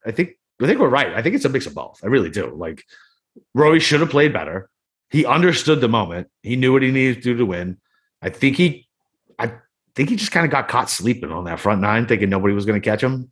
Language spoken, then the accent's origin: English; Boston, Massachusetts, United States; I'm from Boston.